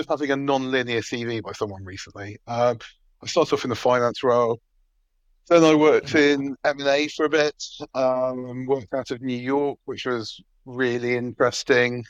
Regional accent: United Kingdom; I grew up in what in Dutchman would call Metroland, which is sort of the northwest of London, sort of in real sense, Hertfordshire and Buckinghamshire meet

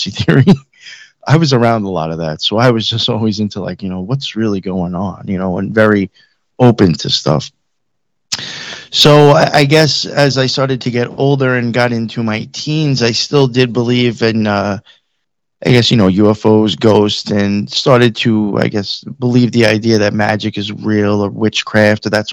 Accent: Long Island, Suffolk County, New York, United States; also born or lived in Queens, New York / Nassau County, New York; I grew up in New York, on Long Island, my whole life. I grew up out in Suffolk County for the most part

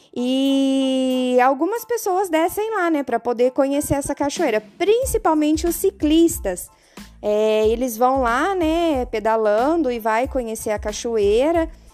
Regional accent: Sabáudia, Paraná, Brazil; eu sou do município de Sabáudia

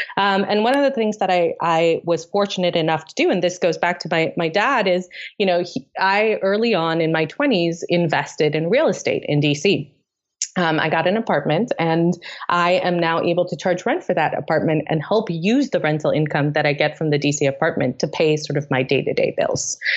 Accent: Tanzania; moved away; also born or lived in Delhi, India; I grew up in East Africa in Tanzania

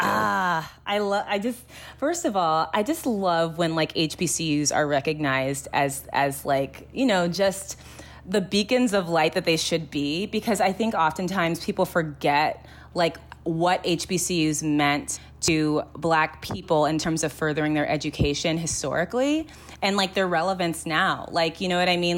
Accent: Los Angeles, California, United States; I grew up in the Valley, and I just feel like it was very, like, the Valley, the San Fernando Valley in L

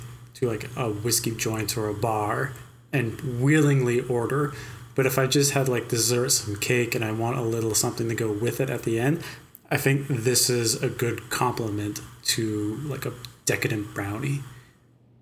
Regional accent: Canada

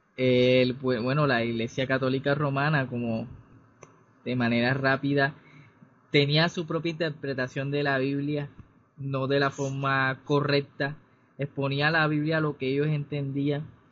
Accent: Cartagena, Bolívar, Colombia; soy cartagenero

